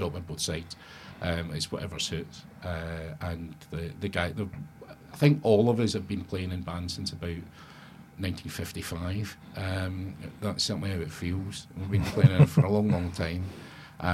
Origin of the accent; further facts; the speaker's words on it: Glasgow, Scotland, United Kingdom; I'm from Glasgow